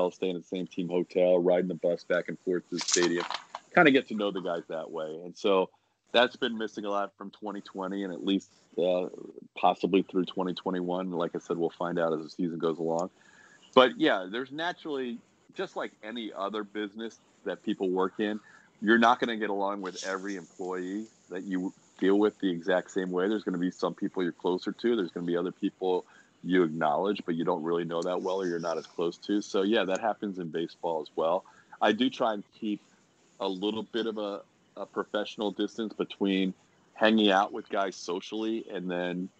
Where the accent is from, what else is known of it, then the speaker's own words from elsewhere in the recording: Philadelphia, Pennsylvania, United States; moved away as an adult; also born or lived in Syracuse / Florida; now in Houston, United States; even though I grew up in Philadelphia and spent my college years in Syracuse